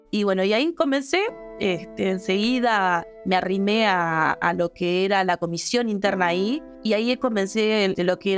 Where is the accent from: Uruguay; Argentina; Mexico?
Uruguay; Montevideo; Montevideo soy de, un barrio que está muy cercano a San José, que es la parte rural de Montevideo.